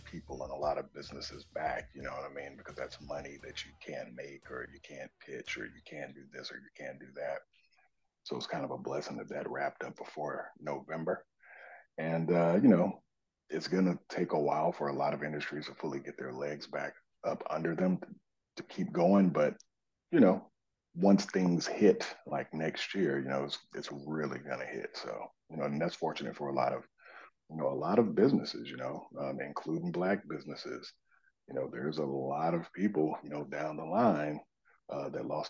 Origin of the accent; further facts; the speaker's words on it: Warner Robins, Georgia, United States; now in Atlanta, United States; I grew up in Warner Robins, Georgia, and came to Atlanta in 1994